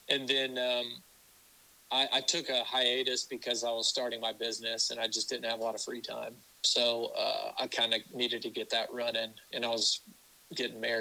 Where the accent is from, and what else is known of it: Ozark, Missouri, United States; born or raised there